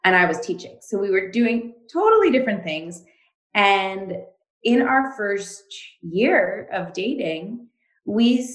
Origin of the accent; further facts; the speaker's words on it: Montreal, Quebec, Canada; I am from Montreal in Canada